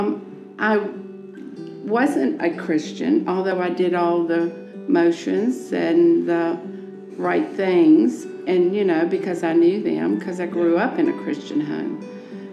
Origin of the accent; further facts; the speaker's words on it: United States; I grew right up here in Chesterfield County. In fact, we live now on the land that I was born on